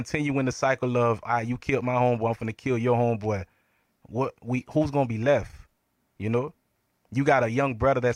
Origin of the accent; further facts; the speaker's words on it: Lake Worth, Florida, United States; also born or lived in Brooklyn, New York; growing up in Lake Worth